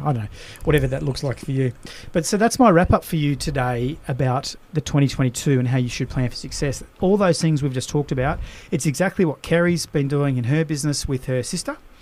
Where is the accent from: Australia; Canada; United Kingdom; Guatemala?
Australia; as an Aussie